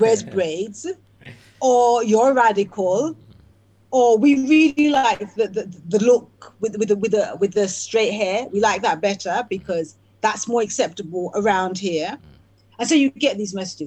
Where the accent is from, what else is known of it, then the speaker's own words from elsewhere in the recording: England, United Kingdom; growing up in England, the place that I was born